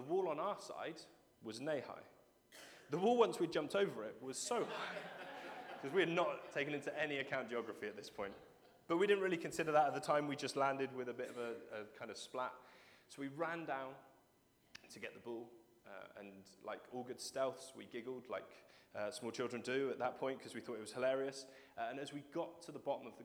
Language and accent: English; Cheddar, South West England, United Kingdom; I grew up in Cheddar